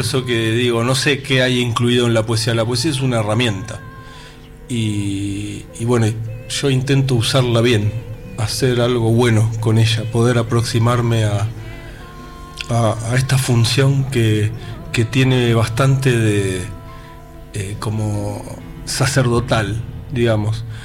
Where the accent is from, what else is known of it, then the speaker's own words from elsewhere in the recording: Buenos Aires, Argentina; Buenos Aires es mi pueblo